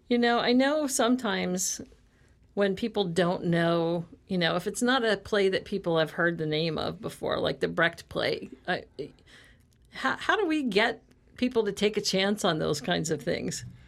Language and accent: English; Midwest, United States; moved away; I'm from the Midwest